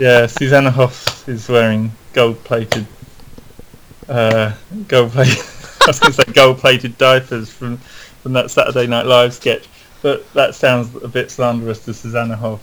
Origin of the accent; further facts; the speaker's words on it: London, United Kingdom; I grew up in South London. Okay. In a, in a place called Penge